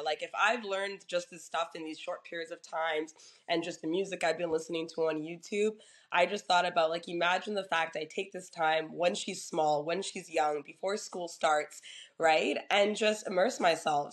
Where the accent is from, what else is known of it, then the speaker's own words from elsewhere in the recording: Toronto, Ontario, Canada; I'm originally from Toronto